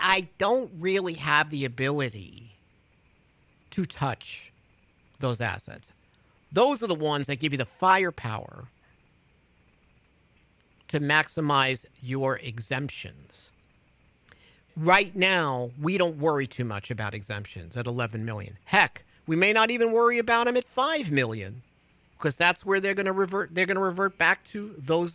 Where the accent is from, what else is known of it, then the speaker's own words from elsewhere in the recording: New York, United States; moved away; people in my hometown in New York